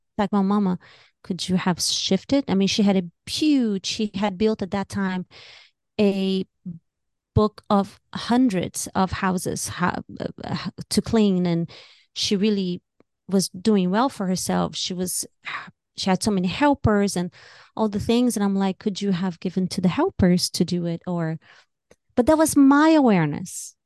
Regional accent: Brazil; moved away as an adult; now in United States; I was born and raised in Brazil. I came to America when I was twenty-two

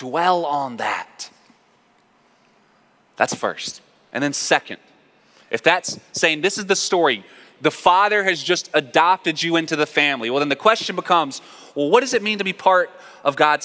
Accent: North Carolina, United States; I'm from North Carolina. In my house, I was taught to say yes, ma'am, and yes, sir

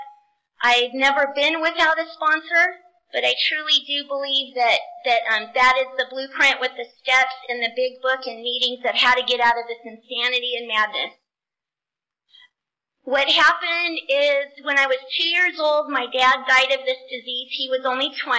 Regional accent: Southern California, United States; I grew up in Southern California.

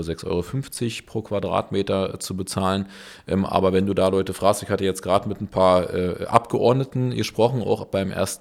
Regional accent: Berlin, Germany; ich bin ja in Berlin geboren

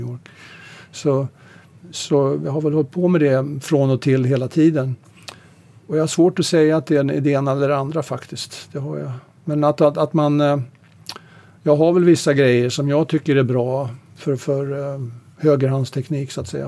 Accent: Sweden; also born or lived in Stockholm / United States; jag var svensk

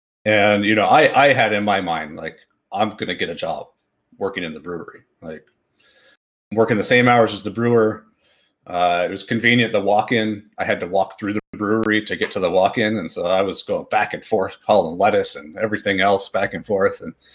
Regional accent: Fresno, California, United States; I know in the city I grew up in Fresno, California, there was a great homebrew club.

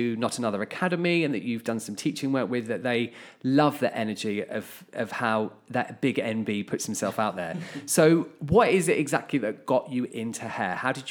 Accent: Hertfordshire, East of England, United Kingdom; Strangely, because we obviously are sisters, I am from Hertfordshire too.

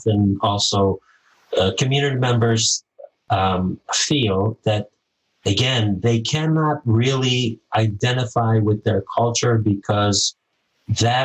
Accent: Micronesia; moved away; I'm from Micronesia

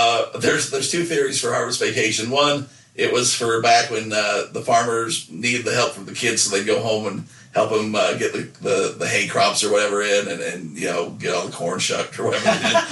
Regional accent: Nephi, Utah, United States; I definitely do. I did it at the time, but after I left Nephi and went to some other places and saw some other things, I do think it was a bit of a bubble

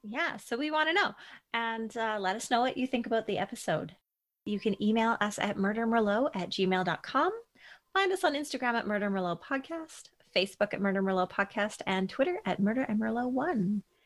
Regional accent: Edmonton, Alberta, Canada; moved away as an adult; I grew up in Edmonton

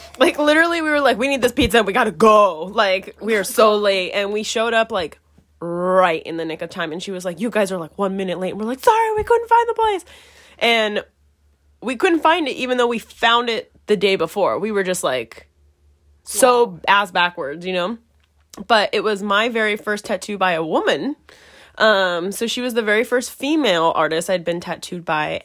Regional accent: San Diego, California, United States; I'm also from San Diego, so we're both from San Diego

